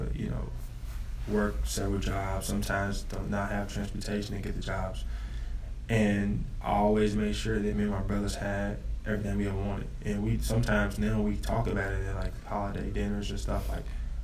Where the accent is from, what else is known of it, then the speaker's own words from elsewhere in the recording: Louisville, Kentucky, United States; I'm from Louisville